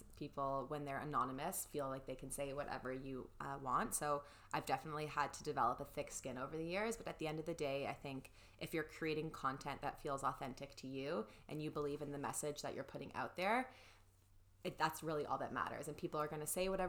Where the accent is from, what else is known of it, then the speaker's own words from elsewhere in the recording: Toronto, Ontario, Canada; I'm from Toronto